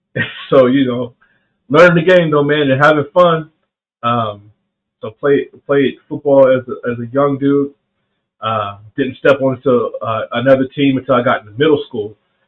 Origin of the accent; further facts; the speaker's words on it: the South, United States; And growing up in the South, speed is the game.